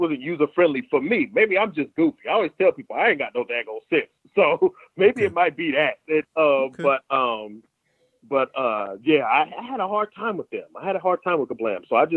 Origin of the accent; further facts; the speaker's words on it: Southern California, United States; moved away as an adult; also born or lived in Paramount, California / Compton, California / Moreno Valley, California; now in Evansville, United States; growing up in Southern California, because I grew up in born in Paramount, stayed in Compton for a couple of years